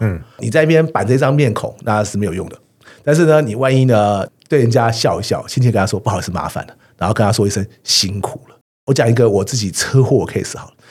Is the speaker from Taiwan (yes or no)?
yes; Taiwan; 我们台湾人